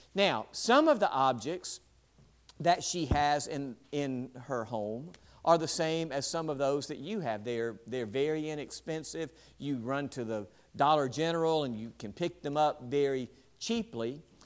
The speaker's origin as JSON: {"language": "English", "town": "West Point", "country": "United States", "tie": "born or raised there", "said": "West Point, my hometown"}